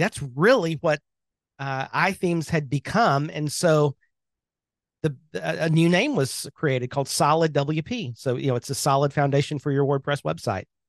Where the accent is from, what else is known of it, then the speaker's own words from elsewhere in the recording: Birmingham, Alabama, United States; I am from Birmingham, Alabama